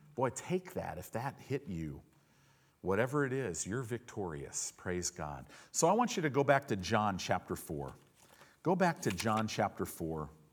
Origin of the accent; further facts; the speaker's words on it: United States; a lot of us American Christians